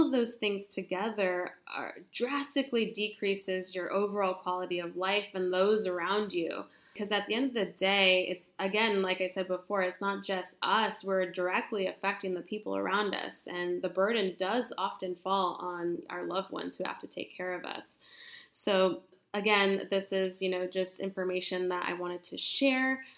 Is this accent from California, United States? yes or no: yes; California, United States; I am from California